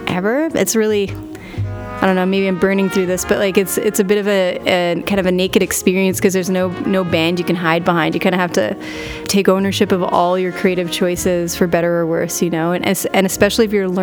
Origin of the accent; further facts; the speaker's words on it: Montreal, Quebec, Canada; moved away as an adult; now in Regina, Canada; I moved away from my hometown of Montreal to Regina, Saskatchewan